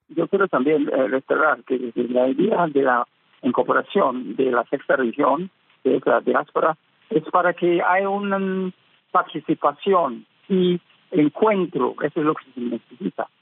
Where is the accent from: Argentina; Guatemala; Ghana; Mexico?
Ghana; en mi país, Ghana